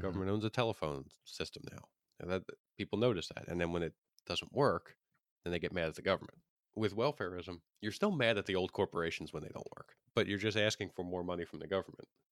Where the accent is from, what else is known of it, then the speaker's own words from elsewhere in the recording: Pennsylvania, United States; my home state, Pennsylvania